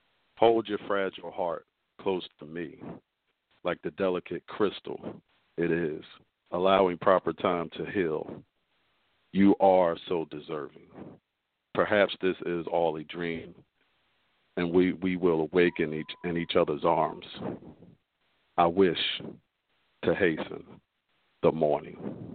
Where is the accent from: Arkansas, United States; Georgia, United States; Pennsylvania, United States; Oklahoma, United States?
Pennsylvania, United States; Philadelphia; I'm a poet. I'm an author from South Philadelphia.